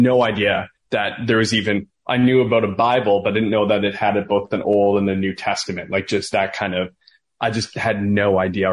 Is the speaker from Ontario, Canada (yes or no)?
yes; Listowel, Ontario, Canada; I grew up in Listowel, Ontario